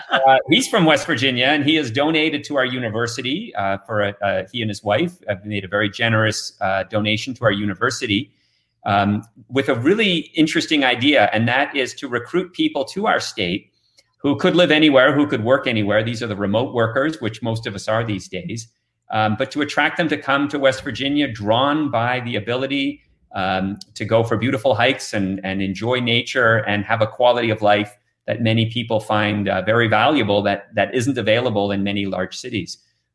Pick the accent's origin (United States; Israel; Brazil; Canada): Canada; moved away as an adult; But I came here from Canada 21 years ago, and there's a reason I'm still here.